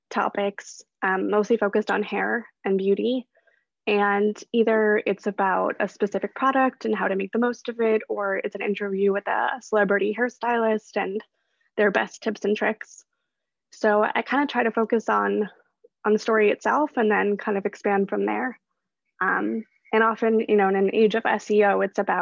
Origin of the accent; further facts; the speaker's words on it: Chicago, Illinois, United States; moved away as an adult; also born or lived in Brooklyn, New York; now in New York, United States; I am originally from Chicago, actually, but I grew up in the suburbs there, not so close to the city